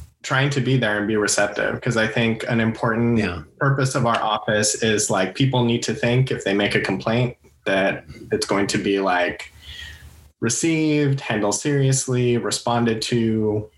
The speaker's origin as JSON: {"language": "English", "town": "El Paso", "region": "Texas", "country": "United States", "tie": "born or raised there", "also_born_or_lived": "Santa Fe, New Mexico", "moved": "as an adult", "lives_now": "California, United States", "said": "I'm originally from El Paso, Texas. I grew up there pretty much up until I was 18, graduated from high school. Then I moved out to California"}